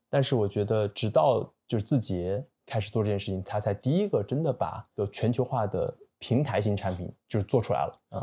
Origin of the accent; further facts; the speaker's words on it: China; 我自己可能在中国长大学习